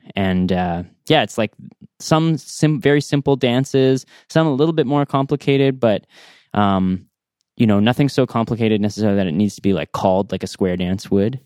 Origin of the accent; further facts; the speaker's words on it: North Bay, Ontario, Canada; moved away as an adult; also born or lived in Ottawa, Canada; now in Smiths Falls, Canada; I grew up in North Bay